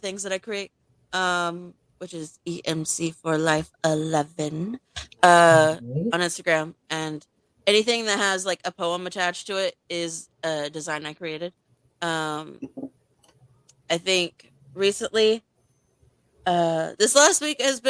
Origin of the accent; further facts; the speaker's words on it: San Diego, California, United States; I am from California, Southern California, San Diego